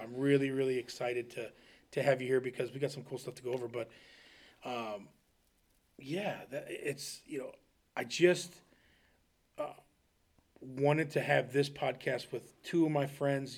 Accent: Smithville, Ohio, United States; also born or lived in Akron, Ohio; I moved from Akron to Wayne County, uh, in fourth grade, ten years old, and, uh, so I moved to, uh, Smithville

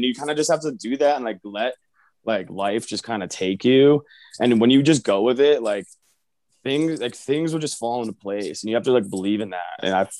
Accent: Connecticut, United States; moved away as an adult; also born or lived in Southern Vermont; now in Truckee, United States; I grew up in Connecticut. Went to school in Connecticut, went to college in Connecticut, but I tend to tell people Southern Vermont, Mount Snow area is more of my like roots in snowboarding

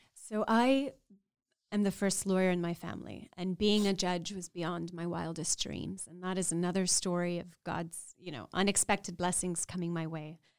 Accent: Laredo, Texas, United States; growing up in South Texas on the U S-Mexico border in Laredo, and as a, I'm a proud Mexican American

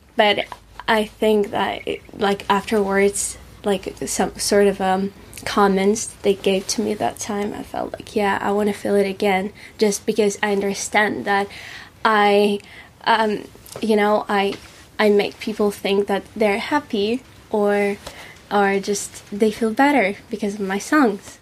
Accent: Moscow, Russia; English is a second language; moved away as an adult; also born or lived in Paris / Czech Republic; now in Colchester, United Kingdom; I'm from Moscow. It's a big city and it's about 16 million people.

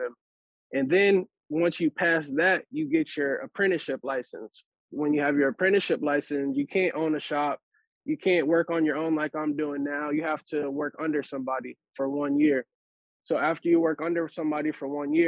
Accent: Charlotte, North Carolina, United States; also born or lived in Iowa; I was actually born and raised in Charlotte

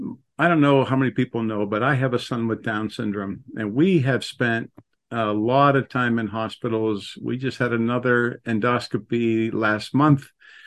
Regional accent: Pennsylvania, United States; I grew up in Western Pennsylvania. I never thought of Lake Erie as being Erie.

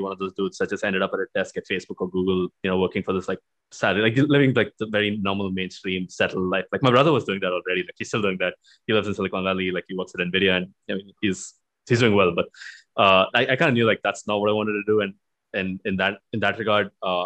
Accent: Bangalore, Karnataka, India; also born or lived in Vellore; I grew up in India. I mean, I was born in Bangalore, right? Lived here, did my schooling here for the first about 18, 20 years of my life.

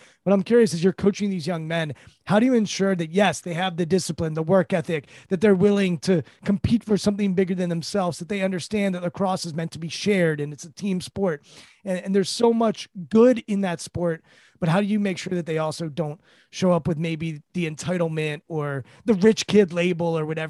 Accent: Montgomery County, Maryland, United States; I grew up in Montgomery County, Maryland, and went to public school

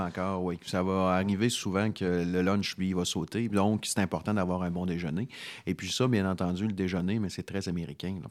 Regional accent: Canada; En tant que Canadien

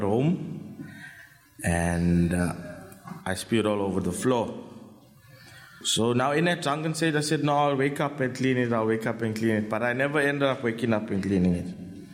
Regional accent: Phoenix, KwaZulu-Natal, South Africa; I grew up in Phoenix with a mom, my mom, my dad, sister

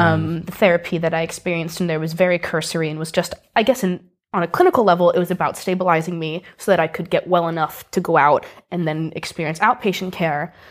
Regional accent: Greenwich, Connecticut, United States; moved away as an adult; now in Edinburgh, United Kingdom; I grew up in a place called Greenwich, Connecticut, which is in the Northeast

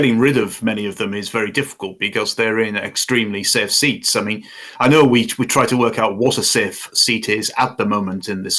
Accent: Bishop Auckland, North East England, United Kingdom; moved away; my hometown of Bishop Auckland, where I used to live, where I was brought up

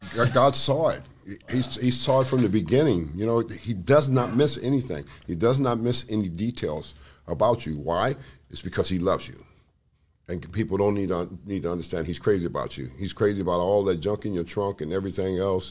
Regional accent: Los Angeles, California, United States; growing up where I grew up in South Central Los Angeles

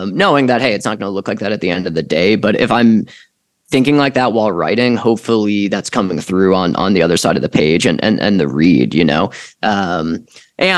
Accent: Chicago, Illinois, United States; moved away; also born or lived in Los Angeles, California; I'm a kid from Chicago in the 90s

